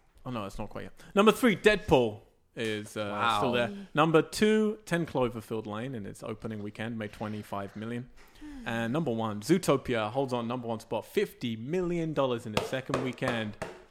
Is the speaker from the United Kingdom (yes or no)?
yes; England, United Kingdom; I'm English, so I'm an atheist.